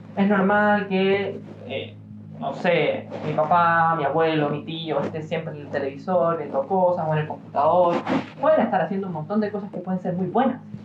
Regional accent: Chile; accent: Chilean; Y yo sigo siendo chileno, porque yo nací en Chile y estoy condenado a morir chileno porque nací en Chile

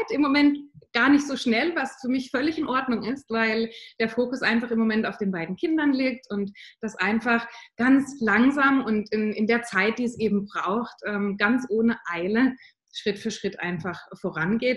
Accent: Southern Germany, Germany; wohne im Süden von Deutschland, das ist auch meine Heimat, da komme ich her

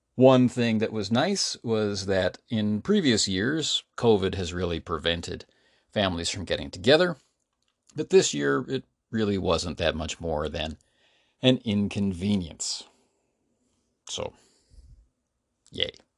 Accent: Canada; now in South Korea; as a Canadian

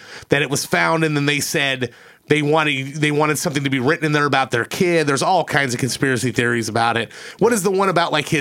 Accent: Michigan, United States; moved away; I grew up with him in Michigan when I was a kid

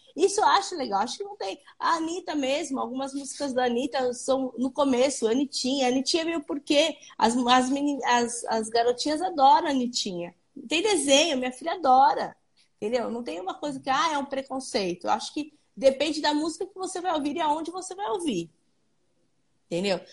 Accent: Santo André, São Paulo, Brazil; eu sou do ABC, eu sou de Santo André

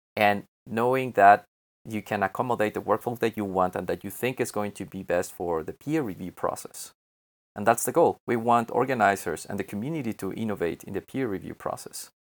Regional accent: Mexico; I'm from Mexico and I work remotely from here.

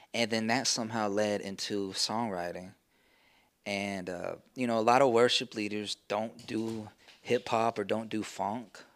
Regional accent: Amarillo, Texas, United States; now in Sherman, United States; I'm from Amarillo, Texas. Uh, but I, have lived in Sherman longer

